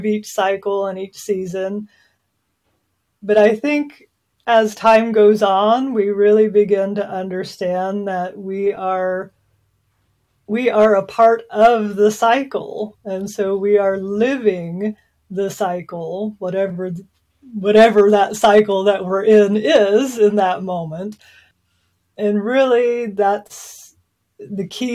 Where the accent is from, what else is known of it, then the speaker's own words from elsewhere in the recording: Southwest Missouri, United States; also born or lived in Oklahoma; And I was born in Oklahoma, and I was raised mostly in Southwest Missouri.